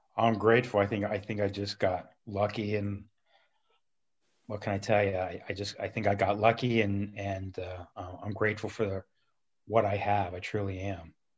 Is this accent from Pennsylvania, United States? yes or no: no; Columbus, Ohio, United States; also born or lived in Cincinnati; I always lived in the city of Columbus, went to Walnut Ridge High School